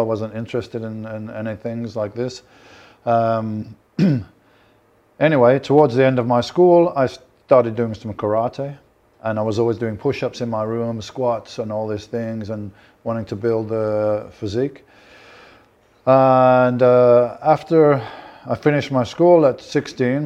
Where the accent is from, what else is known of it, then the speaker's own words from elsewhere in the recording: Birmingham, West Midlands, United Kingdom; I'm from Birmingham